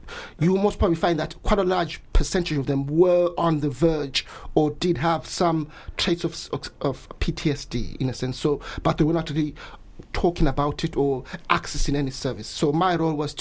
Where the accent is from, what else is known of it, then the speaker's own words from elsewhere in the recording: Bulawayo, Zimbabwe; moved away as an adult; now in Brighton, United Kingdom; Yes, I was born and raised there. I went to school there